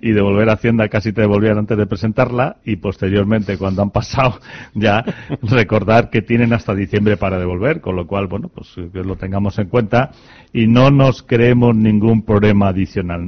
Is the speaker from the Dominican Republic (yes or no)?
no; Spain; como somos muy españoles